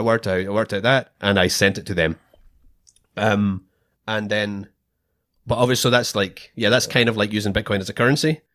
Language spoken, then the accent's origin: English; Scotland, United Kingdom; moved away as an adult; now in Australia; I'm Scottish